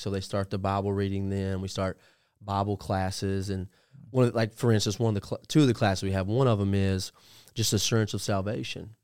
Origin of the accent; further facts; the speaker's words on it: Puryear, Tennessee, United States; I grew up in a little town called Perrier, Tennessee